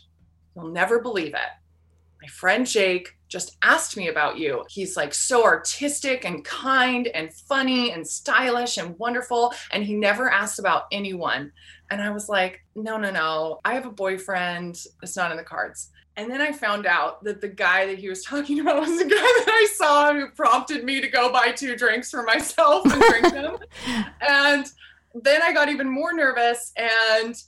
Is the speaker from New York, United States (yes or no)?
no; Arcata, California, United States; moved away as an adult; also born or lived in Seattle, Washington; now in Hope, Maine, United States; I grew up in Northern California in the Redwood Forest, a little college town called Arcata, California